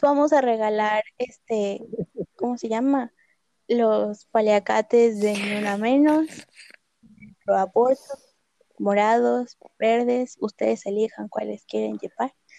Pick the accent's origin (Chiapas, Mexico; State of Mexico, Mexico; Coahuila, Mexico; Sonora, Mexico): State of Mexico, Mexico; yo crecí en el Estado de México, literal, en un pueblito en las faldas del cerro